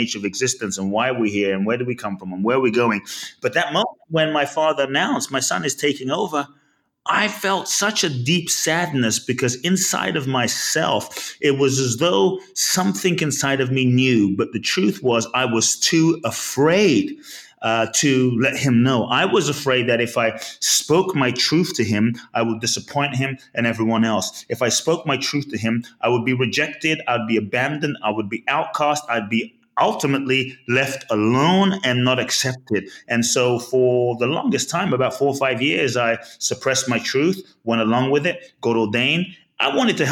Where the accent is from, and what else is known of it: London, United Kingdom; born or raised there; also born or lived in Ghana